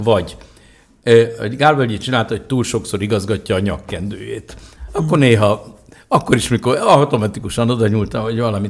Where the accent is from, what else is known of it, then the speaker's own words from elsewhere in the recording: Budapest, Hungary; mi egy nagy bérházba laktunk, az Izabella és az Aradi utca sarkán, egy négy emeletes bérházba